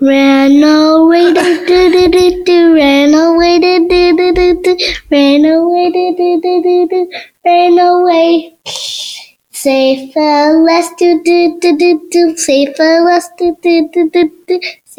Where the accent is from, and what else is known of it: Maryland, United States